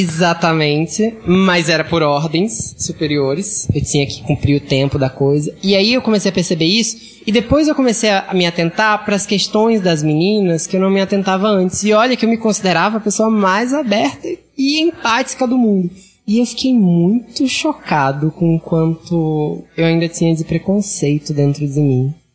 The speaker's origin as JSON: {"language": "Portuguese", "region": "Northeast Region", "country": "Brazil", "moved": "as an adult", "lives_now": "São Paulo, Brazil", "said": "Eu sou gay e sou nordestino."}